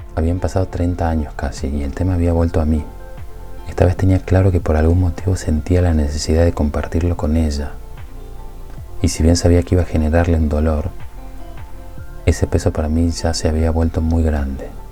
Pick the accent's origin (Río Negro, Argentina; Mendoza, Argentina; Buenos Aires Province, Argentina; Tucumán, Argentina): Tucumán, Argentina; Nací en Tucumán, en una familia de clase media